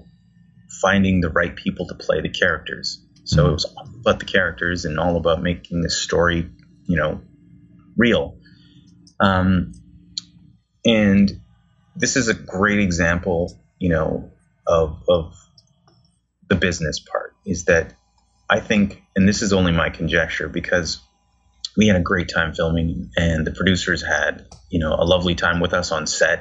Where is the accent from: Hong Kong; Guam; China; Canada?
Canada; because I'm Canadian